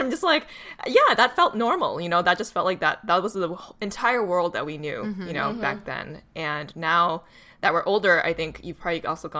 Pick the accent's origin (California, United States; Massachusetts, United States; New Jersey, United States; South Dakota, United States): Massachusetts, United States; Boston; My hometown.